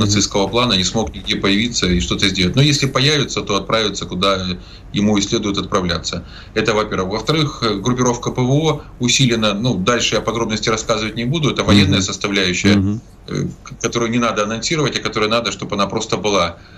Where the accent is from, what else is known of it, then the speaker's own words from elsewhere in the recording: Zaporizhzhia, Zaporizhzhia Oblast, Ukraine; Запорожье это мой родной город, я там родился и прожил свыше 30 лет